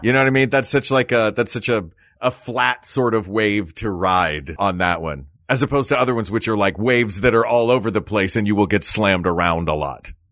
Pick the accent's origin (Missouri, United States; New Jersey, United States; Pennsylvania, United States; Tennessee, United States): Tennessee, United States; Knoxville; I grew up in Knoxville, Tennessee